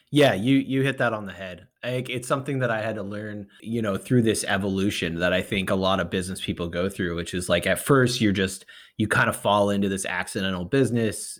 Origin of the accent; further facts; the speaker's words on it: New England, United States; moved away; also born or lived in West Coast; I grew up in, I grew up in New England, uh, and I, I, you know, I'm a, I was a transplant to the West Coast